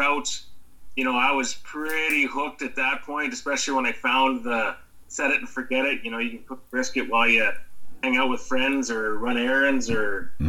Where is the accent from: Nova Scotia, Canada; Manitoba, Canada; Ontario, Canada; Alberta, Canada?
Alberta, Canada; Camrose; also born or lived in British Columbia / Calgary; No, Camrose is pretty much home.